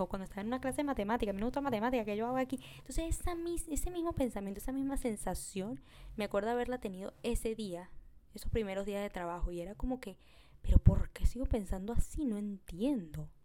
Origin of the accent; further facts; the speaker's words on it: Venezuela; now in Peru; yo soy de Venezuela